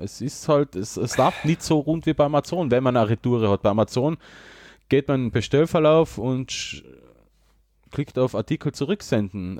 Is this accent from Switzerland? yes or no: no; Austria; bei uns in Österreich